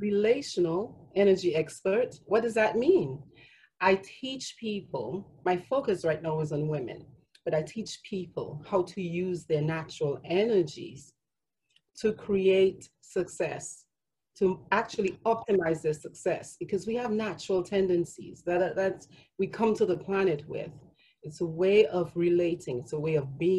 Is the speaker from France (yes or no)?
no; Dominica; born or raised there; moved away as an adult; now in Atlanta, United States